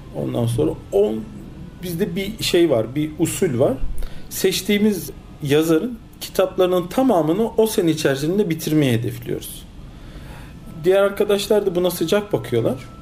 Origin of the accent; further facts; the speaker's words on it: Istanbul, Turkey; also born or lived in Cologne, Germany; 1971 Köln Almanya doğumluyum. 6 yaşına kadar Almanya'da kaldım. Ondan sonra Türkiye'ye geldim. İlk öğretim, orta öğretim İstanbul'da tamamladım.